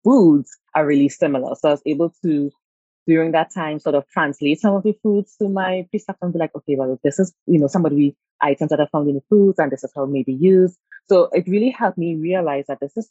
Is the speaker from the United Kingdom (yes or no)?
no; Trinidad & Tobago; also born or lived in United States; I'm from Trinidad and Tobago